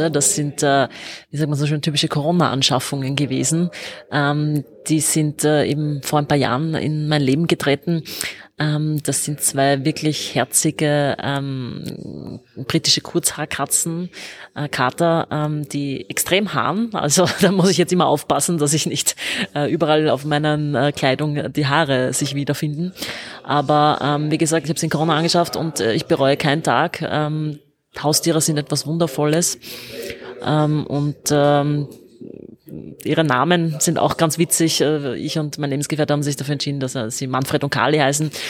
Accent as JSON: {"language": "German", "region": "Vienna", "country": "Austria", "tie": "born or raised there", "said": "bin, äh, wie man so sagt, eine waschechte Wienerin. Ich bin in Wien geboren und lebe mein ganzes Leben schon in Wien."}